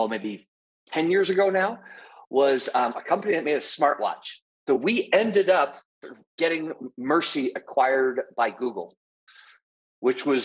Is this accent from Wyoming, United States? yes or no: yes; Wyoming, United States; moved away as an adult; also born or lived in Philadelphia / Silicon Valley; I grew up in Wyoming, went to school back east for undergrad, MBA, economics, PhD.